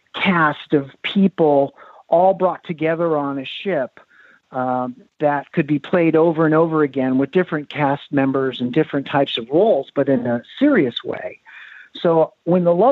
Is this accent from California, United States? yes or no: yes; Los Angeles, California, United States; I grew up in Hollywood